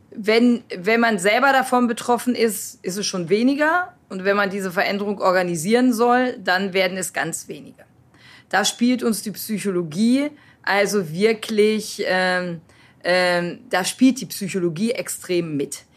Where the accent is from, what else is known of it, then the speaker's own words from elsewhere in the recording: North Rhine-Westphalia, Germany; Als Jugendlicher in Ostwestfalen ohne Bus- und Bahnanschluss